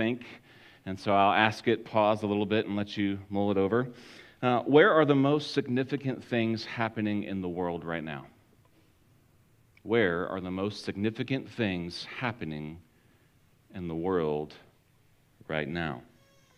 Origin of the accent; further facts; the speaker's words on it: Florida, United States; growing up in Florida, that was a long trip to go from Florida to Washington, D.C.